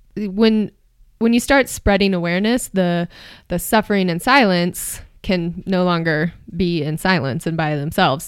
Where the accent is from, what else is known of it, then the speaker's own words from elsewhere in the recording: Marin County, California, United States; moved away as an adult; also born or lived in New York City, New York; now in Boulder, United States; I'm from Marin County, California